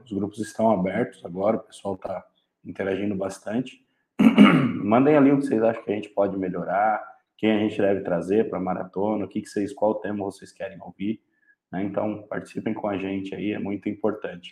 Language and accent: Portuguese; São Paulo, Brazil; moved away as an adult; now in São José do Rio Preto, Brazil; Sou paulistano